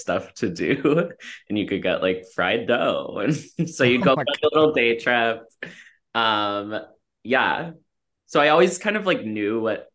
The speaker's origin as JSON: {"language": "English", "area": "Cape Cod", "region": "Massachusetts", "country": "United States", "tie": "born or raised there", "also_born_or_lived": "New York City", "said": "I grew up on Cape Cod, Massachusetts"}